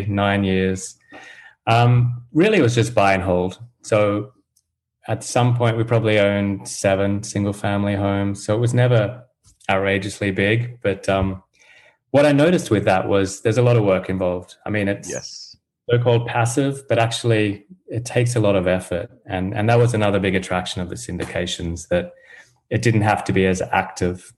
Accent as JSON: {"language": "English", "country": "Australia", "also_born_or_lived": "United Kingdom", "moved": "yes", "lives_now": "United States", "said": "I'm from Australia originally, but I did move around, lived in the UK for a while, now based in the US"}